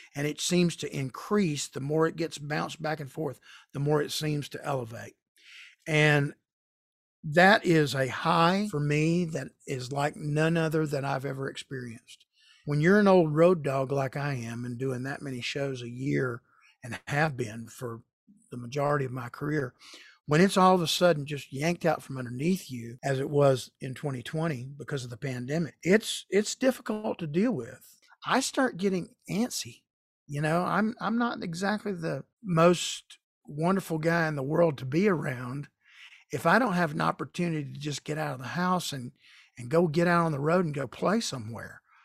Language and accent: English; Marietta, Georgia, United States; my hometown of Marietta, Georgia